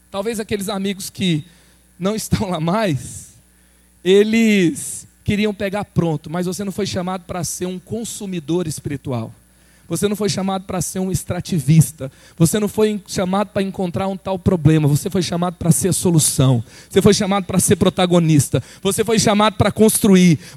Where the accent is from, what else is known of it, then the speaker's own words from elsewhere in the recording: Goiânia, Goiás, Brazil; eu vim de Goiânia, eu tenho um chamado para a juventude